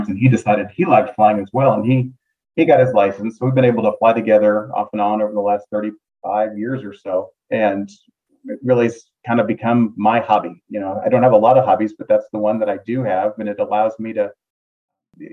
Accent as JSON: {"language": "English", "town": "Topeka", "region": "Kansas", "country": "United States", "tie": "born or raised there", "also_born_or_lived": "Arkansas", "moved": "as an adult", "said": "I grew up in Topeka, Kansas, and my house happened to be near one of the local airports"}